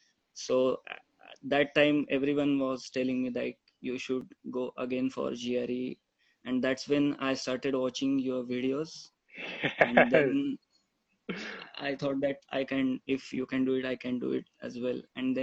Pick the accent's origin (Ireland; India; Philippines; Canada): India; Pune, Maharashtra; moved away as an adult; now in Boston, United States; I'm from Pune, Maharashtra. So I completed my bachelor's from Pune University in computer engineering. I passed out in 2018. Then I came here in last fall